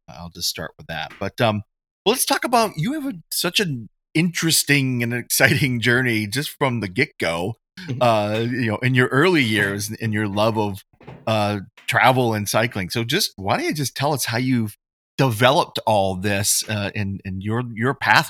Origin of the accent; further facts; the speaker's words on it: New England, United States; I didn't know we had them in New England. I grew up in New England.